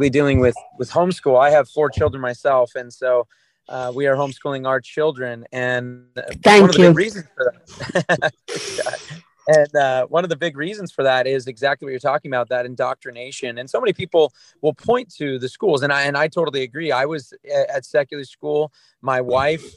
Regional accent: Southern California, United States; I grew up in America. I grew up in Southern California

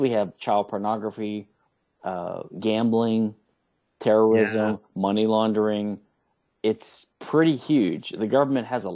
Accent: Baton Rouge, Louisiana, United States; now in Houston, United States; in my hometown of Baton Rouge, Louisiana, when I was a kid

